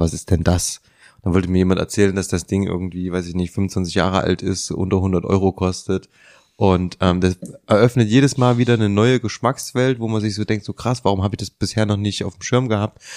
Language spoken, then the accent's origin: German; Leipzig, Saxony, Germany; wir sind alle aus Leipzig